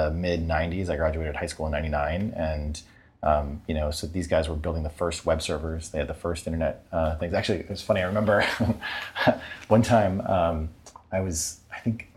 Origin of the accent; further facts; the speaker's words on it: New Hampshire, United States; I grew up in New Hampshire